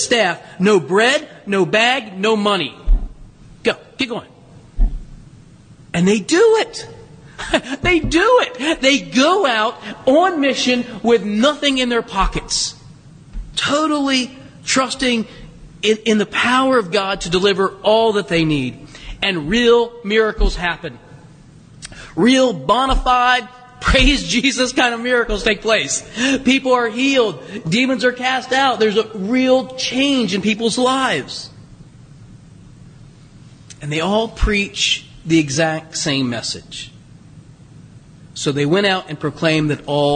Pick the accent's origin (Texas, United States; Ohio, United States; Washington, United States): Ohio, United States; Southern; also born or lived in Kentucky; now in Hudson, United States; I'm from Southern Ohio.